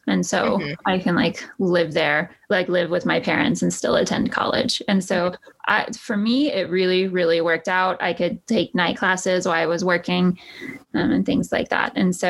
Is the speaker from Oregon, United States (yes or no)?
no; Texas, United States; moved away as an adult; And then I transferred to somewhere in New York where everyone made fun of my accent, you know. And it was a big culture shock to me, too